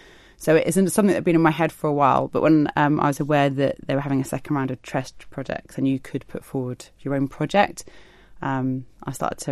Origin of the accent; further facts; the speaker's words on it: South East England, United Kingdom; now in Isle of Man; I've got a lot of family here, so we moved over from the southeast.